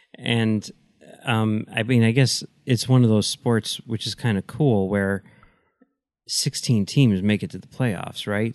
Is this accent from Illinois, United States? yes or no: yes; Chicago, Illinois, United States; I grew up in Chicago